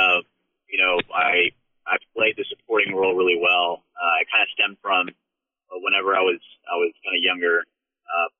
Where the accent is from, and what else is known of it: Texas, United States; born or raised there; also born or lived in California